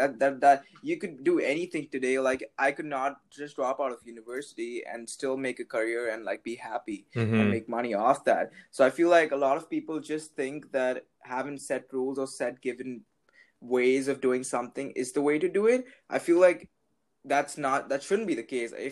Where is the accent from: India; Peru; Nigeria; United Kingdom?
India; English is a second language; I'm from India, so my English sucks